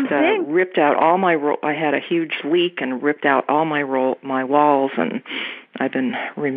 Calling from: Topanga, California, United States; I'm from Topanga, Southern California.

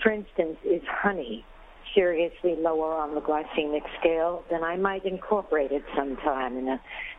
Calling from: New York City, New York, United States; I'm calling from the Bronx.

